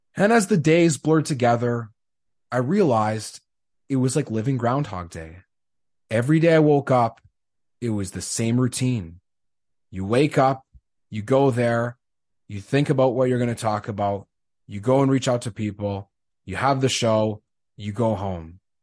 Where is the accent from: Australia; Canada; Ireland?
Canada; Winnipeg, Manitoba; moved away as an adult; also born or lived in Saskatchewan; Growing up in Winnipeg, you grow up as a Bombers fan